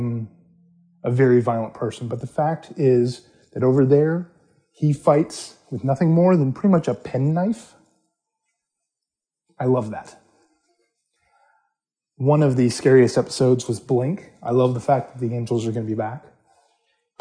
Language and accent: English; United States; I am from the States